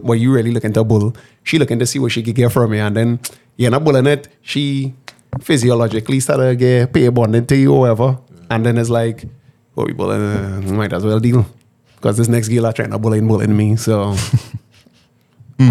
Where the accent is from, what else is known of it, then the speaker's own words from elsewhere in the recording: Trinidad & Tobago; we're an island, multicultural